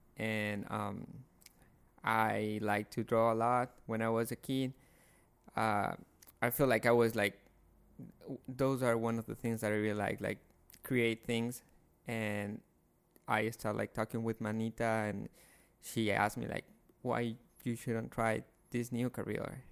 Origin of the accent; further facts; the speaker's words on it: Guayaquil, Guayas, Ecuador; moved away; I'm from Guayaquil, Ecuador.